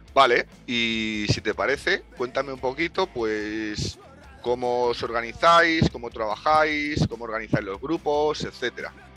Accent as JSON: {"language": "Spanish", "town": "Madrid", "region": "Community of Madrid", "country": "Spain", "said": "yo soy madrileño"}